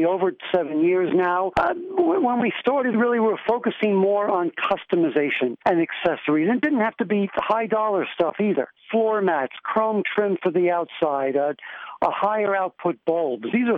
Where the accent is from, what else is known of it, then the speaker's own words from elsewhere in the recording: New York, United States; I'm from New York